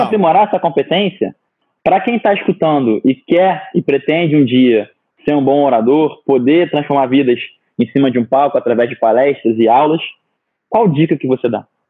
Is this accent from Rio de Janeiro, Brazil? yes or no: yes; Rio de Janeiro, Brazil; eu me considero um carioca da gema. Nascido e crescido no Rio